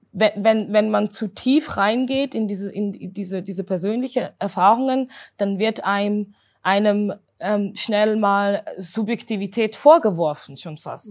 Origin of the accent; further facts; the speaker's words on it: Zurich, Switzerland; bin Zürcherin, also hier geboren, hier aufgewachsen